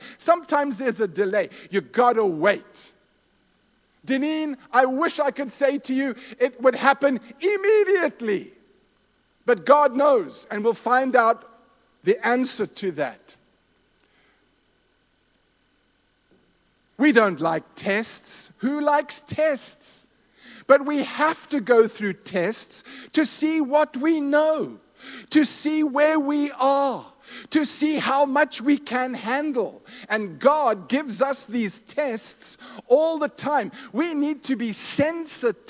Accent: Zimbabwe; moved away; My wife and I were raised in Rhodesia/Zimbabwe. We're from Zimbabwe.

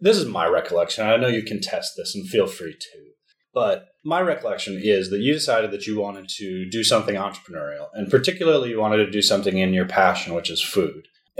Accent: United States; now in Italy; So we're both from the United States. We both have U.S. passports, and we were living in Italy because of your job.

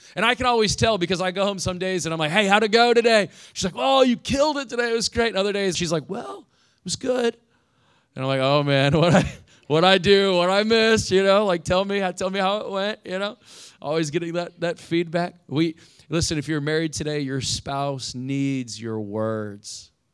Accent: Indiana, United States; now in Fort Lauderdale, United States; I grew up in Indiana.

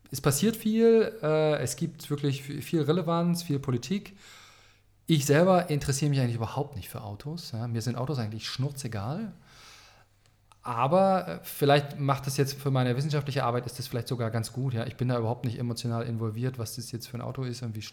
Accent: Baltic coast, Germany; Ja, wo komme ich her? Ich komme eigentlich von der Ostsee. Ähm, ich bin in einem Land geboren, das gibt es gar nicht mehr.

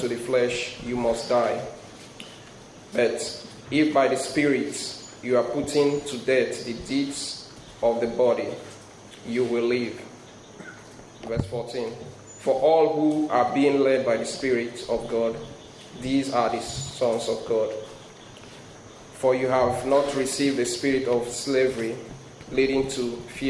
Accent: Nigeria; moved away; I have an accent, so I'm originally from Nigeria

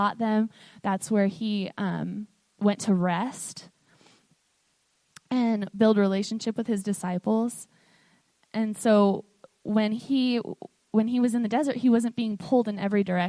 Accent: Portland, Oregon, United States; moved away as an adult; now in Ephrata, United States; I grew up in Portland, and it's very different

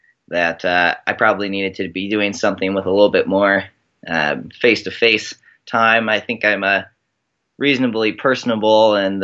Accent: Keizer, Oregon, United States; moved away as an adult; also born or lived in Indiana / Ohio; now in Seattle, United States; Yeah, I started off, obviously, growing up in Oregon, moved to Indiana for 4 years, did my undergrad at University of Notre Dame, and then moved back to Oregon for a year

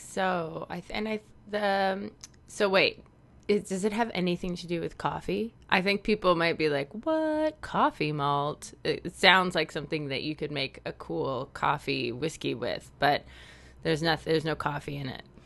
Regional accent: Canada; accent: Canadian; my awkward Canadian accent.

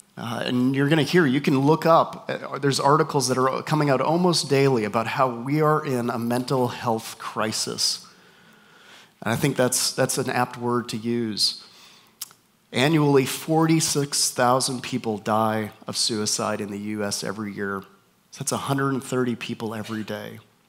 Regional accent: Canada; also born or lived in North Carolina / Minnesota / Texas; now in Southern California, United States; We moved up to Canada, where I'm from. So if you hear my accent and you're wondering where is this guy from, my accent is just confused. Spent time in North Carolina, in Minnesota, here, and back in Canada. Now we're in Southern California

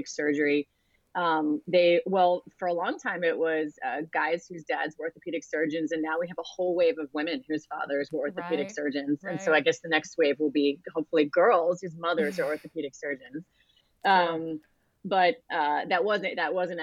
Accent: Delaware, United States; moved away as an adult; I grew up in Delaware

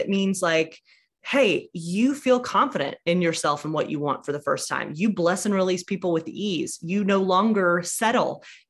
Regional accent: Alabama, United States; I grew up in a church that was like moderately progressive.

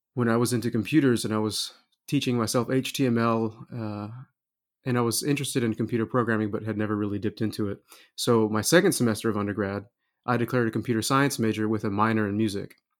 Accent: Wichita Falls, Texas, United States; moved away as an adult; also born or lived in Indiana; now in Kokomo, United States; I'm originally from Texas, uh, grew, grew up in Wichita Falls

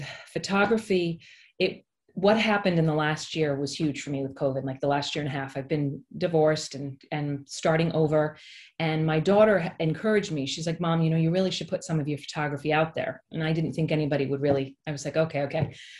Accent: East Greenwich, Rhode Island, United States; moved away as an adult; also born or lived in New York City; I grew up in East Greenwich, which is where I live currently. I grew up in Rhode Island.

